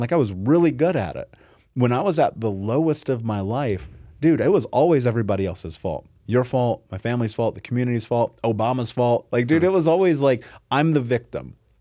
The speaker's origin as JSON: {"language": "English", "town": "Indianapolis", "region": "Indiana", "country": "United States", "tie": "born or raised there", "said": "I grew up in Indianapolis, in America, in the greatest fucking country in the world"}